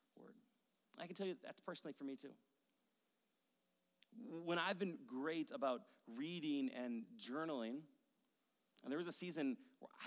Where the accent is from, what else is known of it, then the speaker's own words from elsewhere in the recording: Maple Grove, Minnesota, United States; moved away as an adult; also born or lived in Rogers, Minnesota / White Bear Lake, Minnesota / Denver, Colorado / Madison, Wisconsin; I grew up in Maple Grove